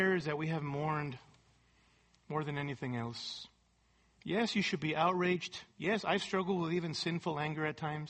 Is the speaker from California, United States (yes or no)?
yes; California, United States; my world as a Latino growing up in California